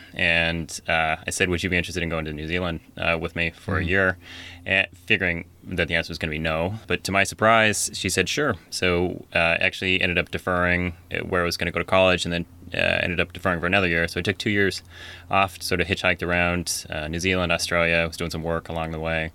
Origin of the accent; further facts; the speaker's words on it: Ellensburg, Washington, United States; I grew up in Ellensburg, so in the middle part of Washington State